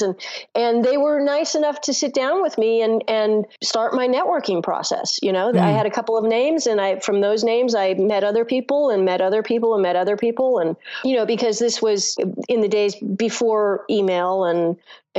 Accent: Los Angeles, California, United States; I grew up in Los Angeles

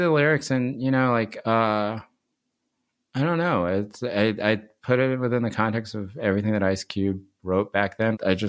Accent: North Carolina, United States; also born or lived in Seoul, South Korea; I was born in Seoul, but my parents were already living here in the States. And mostly grew up in North Carolina.

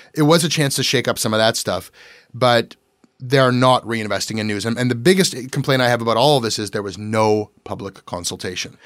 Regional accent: Toronto, Ontario, Canada

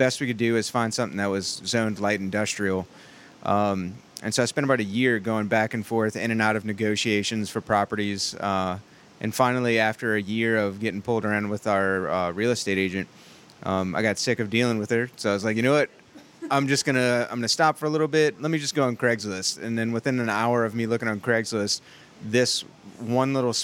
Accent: New Orleans, Louisiana, United States; I'm from New Orleans

